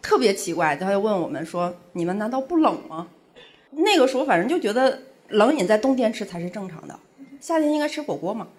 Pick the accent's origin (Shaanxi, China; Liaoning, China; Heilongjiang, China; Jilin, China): Heilongjiang, China; 因为我是东北人，黑龙江的